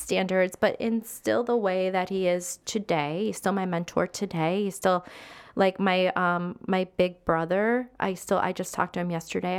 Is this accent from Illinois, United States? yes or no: yes; Illinois, United States; moved away as an adult; also born or lived in Las Vegas, Nevada; I was living in my father-in-law's house in Joliet, Illinois